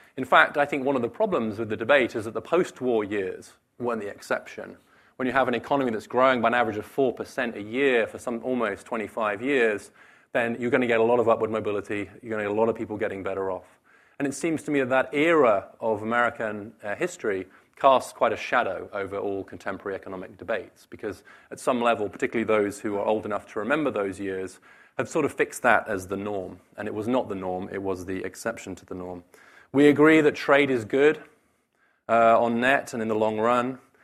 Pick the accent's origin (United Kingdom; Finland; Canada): United Kingdom; moved away; the U K, my home country